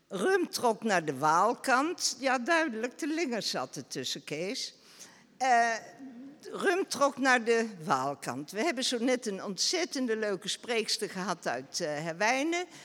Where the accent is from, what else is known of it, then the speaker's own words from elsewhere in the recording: Beesd, Gelderland, Netherlands; moved away as an adult; now in Rumpt, Netherlands; Ik ben in Beest geboren, getrouwd met iemand uit Rumt